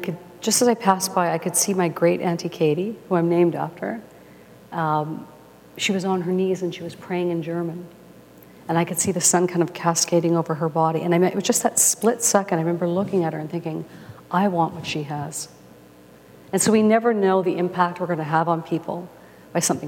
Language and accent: English; Winnipeg, Manitoba, Canada; from the time I was 6 years old, I grew up in Winnipeg